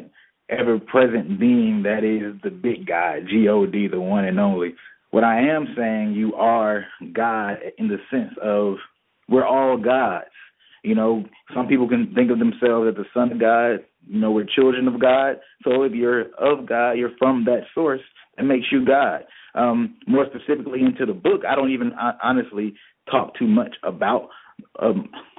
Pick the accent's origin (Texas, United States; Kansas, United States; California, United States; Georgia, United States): Georgia, United States; Decatur; I'm from Decatur, Georgia. Born and bred